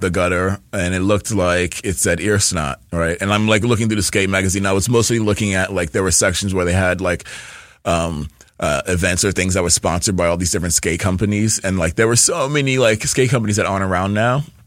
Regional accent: New York, United States; I'm from New York, born and raised, and we moved around a lot

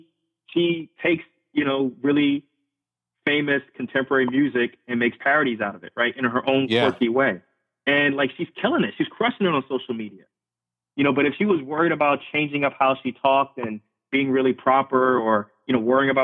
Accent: Irvington, New Jersey, United States; also born or lived in Lefrak City, Queens, New York / central Pennsylvania; I grew up in Queens, New York, and then I grew up in Irvington, New Jersey

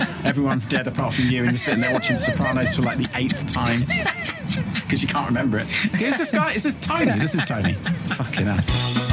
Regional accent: United Kingdom; also born or lived in Budapest, Hungary; now in Scotland, United Kingdom; as a Brit, I'm also half Irish

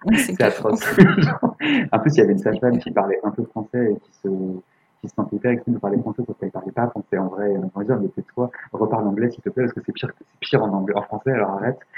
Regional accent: France; on est français

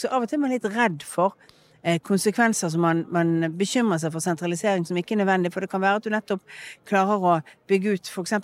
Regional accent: Bergen, Vestland, Norway; Min identitet er jo en blanding av det at jeg er oppvokst i Bergen, at jeg har en familie, at jeg er vestlending

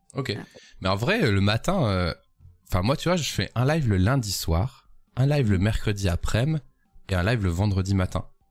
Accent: Lille, Hauts-de-France, France; je suis lillois

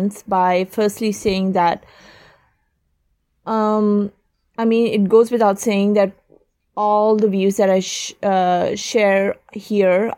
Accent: Oman; moved away as an adult; also born or lived in London, United Kingdom; I was born and raised in Oman, but my family is originally from Pakistan.

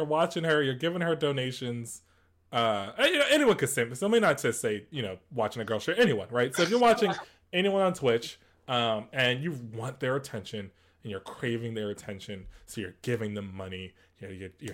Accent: East Coast, United States; we're all from the East Coast

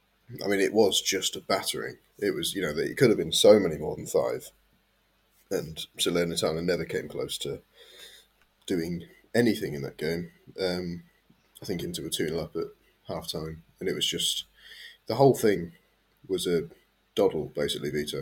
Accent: England, United Kingdom; me and Kev being English

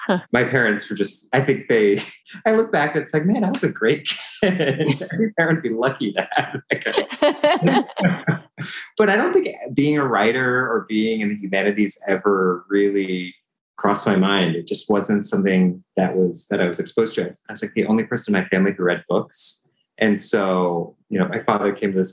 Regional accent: San Francisco Bay Area, California, United States; I was born in the San Francisco Bay Area, grew up in California

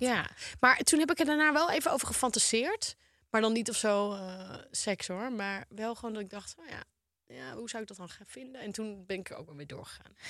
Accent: Volendam, North Holland, Netherlands; Ik kom uit Volendam, jongens. Wij zijn gebouwd op roddels

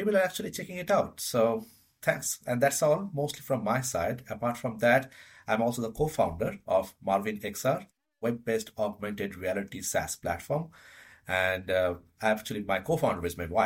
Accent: India; moved away as an adult; now in Denmark; I was born and brought up in India and living in Denmark for the last close to 8.5 years

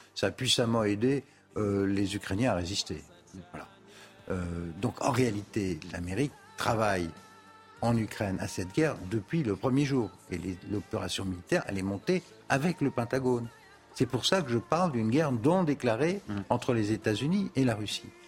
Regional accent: France; nous on est Français

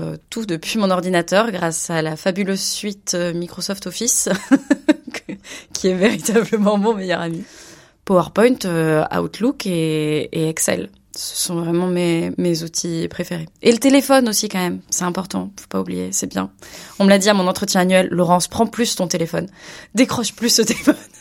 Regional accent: Bordeaux, Nouvelle-Aquitaine, France; moved away as an adult; now in Barcelona, Spain; je viens de Bordeaux, mais j'habite euh, donc euh, en Espagne à Barcelone

